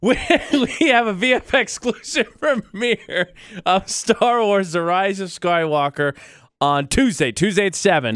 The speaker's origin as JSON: {"language": "English", "town": "West Lafayette", "region": "Indiana", "country": "United States", "tie": "born or raised there", "moved": "yes", "said": "the college basketball team from my hometown, the Purdue Boilermakers"}